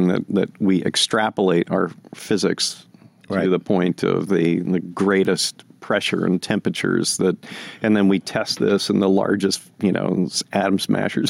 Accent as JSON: {"language": "English", "region": "New Jersey", "country": "United States", "tie": "born or raised there", "said": "I grew up in New Jersey"}